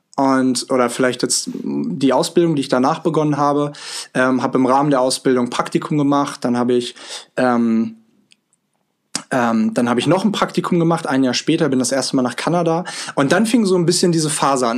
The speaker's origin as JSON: {"language": "German", "town": "Hanover", "region": "Lower Saxony", "country": "Germany", "tie": "born or raised there", "also_born_or_lived": "Vancouver, Canada", "moved": "as an adult", "said": "9855 äh, Kilometer von Hannover, meiner Heimat, entfernt"}